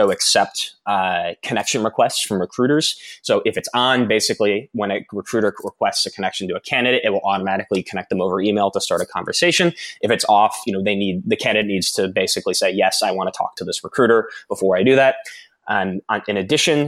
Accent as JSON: {"language": "English", "town": "Bradenton", "region": "Florida", "country": "United States", "moved": "yes", "said": "I'm from Florida originally, a small town called Bradenton in Florida"}